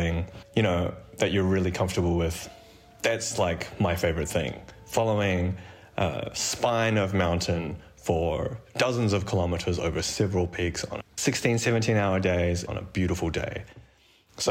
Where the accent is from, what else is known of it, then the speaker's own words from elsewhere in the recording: New Zealand; moved away as an adult; now in Chamonix, France; I am a New Zealander